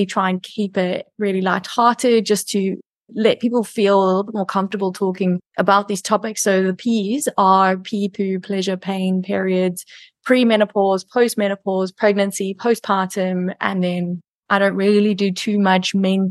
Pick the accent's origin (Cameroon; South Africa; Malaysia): South Africa; now in Cayman Islands; I am South African living in the Cayman Islands